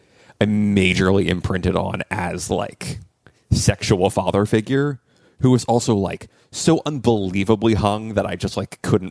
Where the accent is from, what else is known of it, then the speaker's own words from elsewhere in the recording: DC suburbs in Virginia, United States; I grew up in the DC suburbs in Virginia